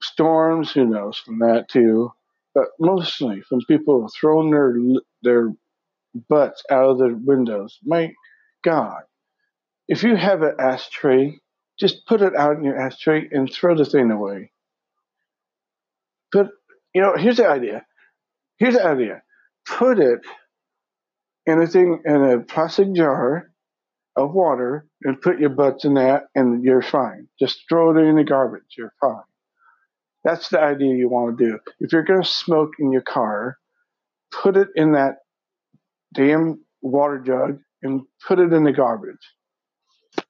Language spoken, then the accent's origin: English; Washington, United States; I'm from Washington.